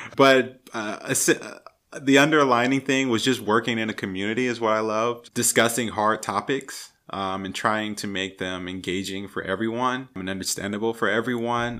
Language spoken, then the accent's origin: English; California, United States; also born or lived in Louisiana; now in Portland, United States; I'm originally from California